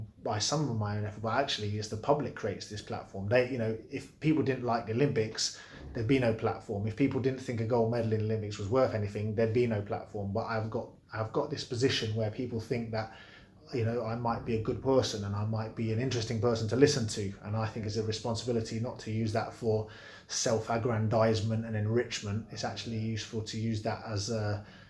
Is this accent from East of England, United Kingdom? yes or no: yes; Bedford, East of England, United Kingdom; I grew up in Bedford